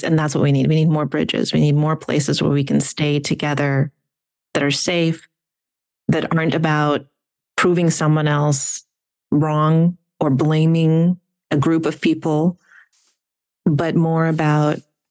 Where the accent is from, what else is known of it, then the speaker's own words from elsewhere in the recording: Ukraine; first language Russian; English is a second language; now in United States; my home country of Ukraine was invaded.